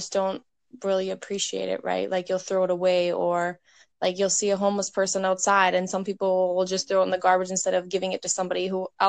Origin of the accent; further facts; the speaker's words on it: Canada; also born or lived in Edmonton, Alberta; I'm from Canada.